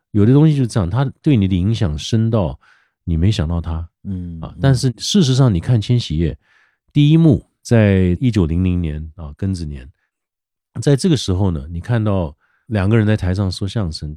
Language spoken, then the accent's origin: Chinese; Taipei, Taiwan; moved away; also born or lived in United States; 因为我很自豪说我对台北非常非常熟悉。我从小在台北，我哪一条路都认得很清楚